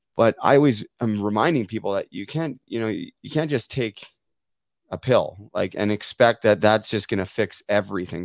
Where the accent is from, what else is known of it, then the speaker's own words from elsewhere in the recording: Port Coquitlam, British Columbia, Canada; now in Muskoka, Canada; my hometown of Port Coquitlam